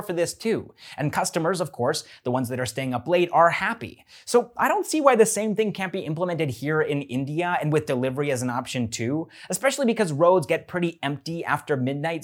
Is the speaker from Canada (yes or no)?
yes; Canada; I'm a Canadian